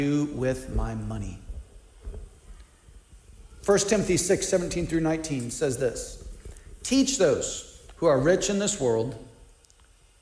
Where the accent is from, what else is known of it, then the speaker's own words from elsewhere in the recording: United States; I'm an American, even though my family lives on one income